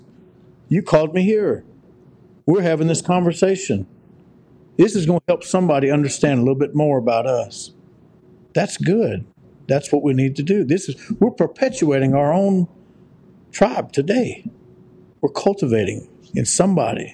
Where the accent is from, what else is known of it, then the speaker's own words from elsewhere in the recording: United States; also born or lived in Oklahoma; We're in America. We're Americans